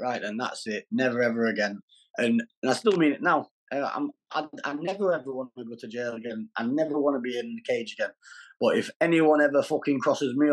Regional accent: Doncaster, Yorkshire and the Humber, United Kingdom; now in Derbyshire, United Kingdom; I'm from Doncaster, but I'm not in Doncaster at the minute. I'm in Derbyshire

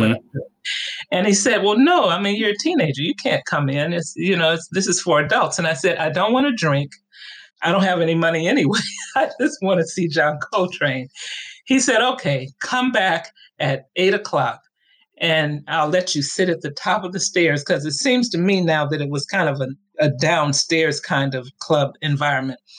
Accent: Chicago, Illinois, United States; also born or lived in La Grange, Illinois; Well, I was born in LaGrange, which are the suburbs. Then I lived on the south side. Then my mom and dad divorced, and we moved into public housing on the west side of Chicago.

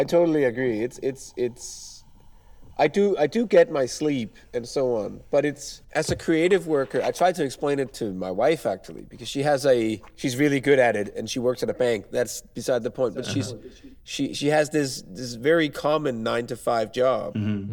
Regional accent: Denmark; moved away as an adult; now in Poland; I'm from Denmark right now. I work in Poland.

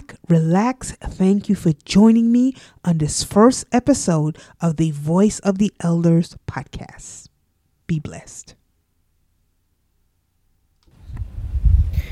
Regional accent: Sint Maarten

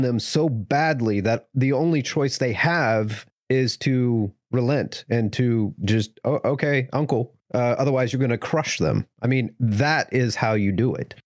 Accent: United States; as an American

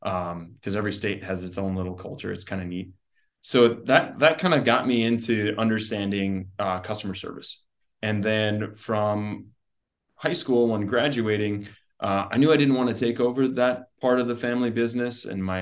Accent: South Heart, North Dakota, United States; also born or lived in Dickinson, North Dakota; I grew up in Dickinson here. Well, actually, South Hart, went to high school at South Hart and farm and ranch

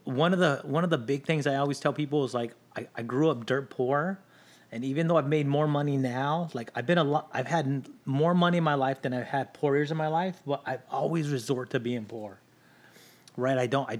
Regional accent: Long Beach, California, United States; born there; also born or lived in Linwood / Watts / Maywood / Bell; So I was born in Long Beach. We lived in Linwood. From Linwood, we moved to Watts. From Watts, we moved to Maywood. From Maywood, we moved to Bell. We moved a lot.

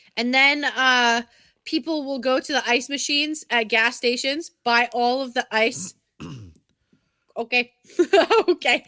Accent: Massachusetts, United States; now in Connecticut, United States; I'm also from Massachusetts

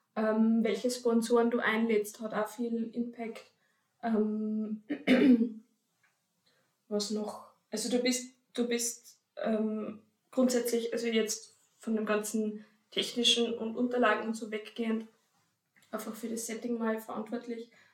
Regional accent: Upper Austria, Austria; now in Vienna, Austria; ich komme ursprünglich aus Oberösterreich und jetzt in Wien

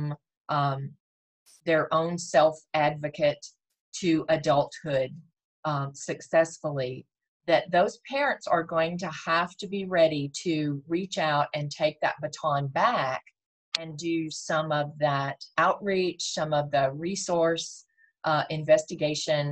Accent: Texas, United States; I was born and raised in Texas, so it is my home

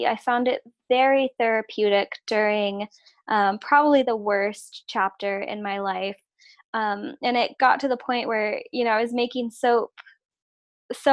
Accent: West Coast, United States; moved away; also born or lived in Georgia; it was actually when I moved away from the West Coast and I moved to Georgia

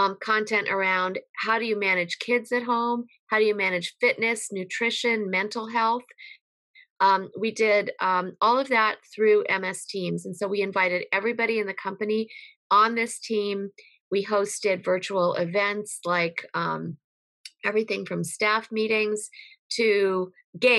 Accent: Connecticut, United States; I was raised in Connecticut

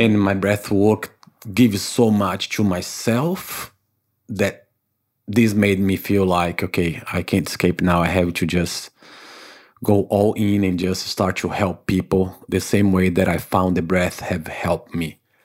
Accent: Salvador, Bahia, Brazil; English is a second language; moved away as an adult; also born or lived in Africa / United States / Canada / Saint Martin; now in New Zealand; I was born in Brazil in a town called Salvador, Bahia, which is the northeast of Brazil.

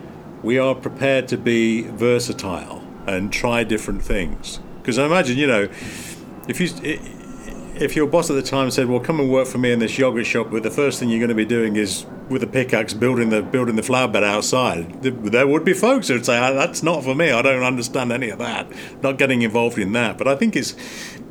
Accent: England, United Kingdom; as a kid growing up in England

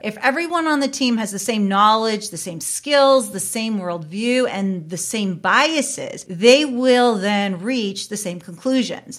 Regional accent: Canada; I am a Canadian

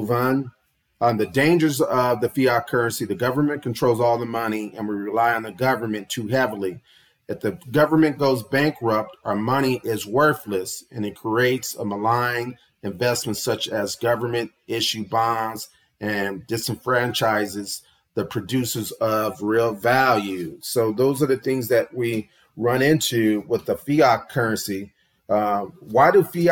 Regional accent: United States; we as the American people

